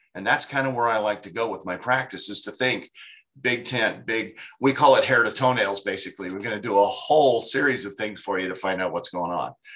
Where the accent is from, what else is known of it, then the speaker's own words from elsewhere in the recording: Sacramento, California, United States; here in my hometown in Sacramento